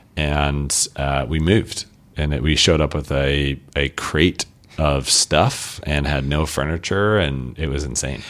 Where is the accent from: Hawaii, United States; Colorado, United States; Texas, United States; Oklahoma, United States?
Colorado, United States; Colorado Springs; now in Portland, United States; born and raised in Colorado, uh, Colorado Springs, Colorado